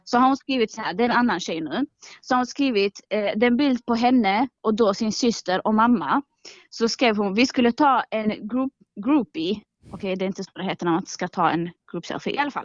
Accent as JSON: {"language": "Swedish", "town": "Malmö", "region": "Skåne", "country": "Sweden", "tie": "born or raised there", "said": "Jag är uppvuxen i Rosengård"}